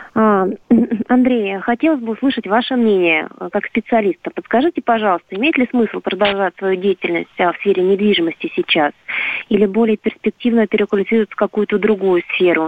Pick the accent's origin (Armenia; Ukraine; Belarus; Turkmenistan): Belarus; now in Khimki, Russia; я сам из Беларуси, но уже живу в Химках и почти гражданин Российской Федерации